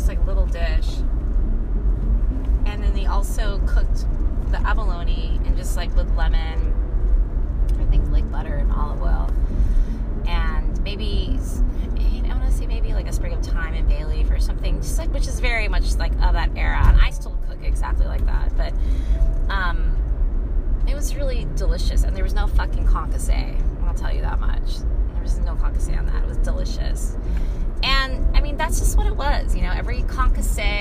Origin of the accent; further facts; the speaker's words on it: Sunnyvale, California, United States; I grew up in Sunnyvale, California in the valley